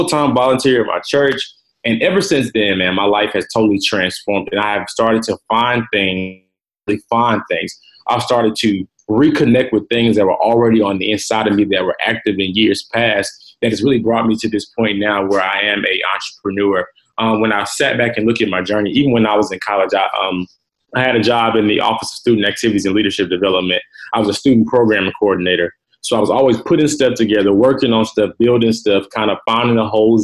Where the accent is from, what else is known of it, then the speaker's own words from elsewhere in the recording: Atlanta, Georgia, United States; I am from Atlanta, Georgia. Born and raised